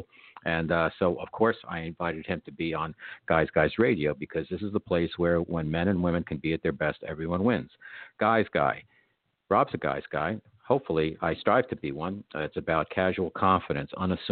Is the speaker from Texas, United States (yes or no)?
no; New York, United States; I'm a New Yorker